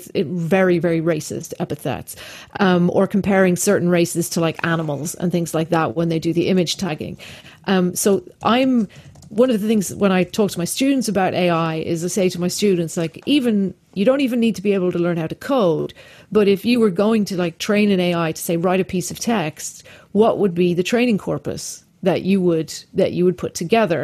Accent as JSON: {"language": "English", "country": "Ireland", "said": "I'm Irish."}